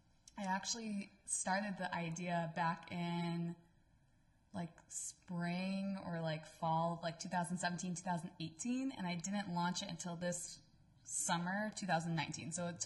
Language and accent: English; Buffalo, New York, United States; Buffalo, New York. Represent. Yeah. Go Bills.